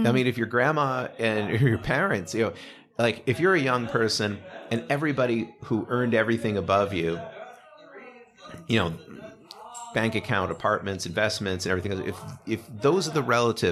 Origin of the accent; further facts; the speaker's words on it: United States; I'm not saying that as an American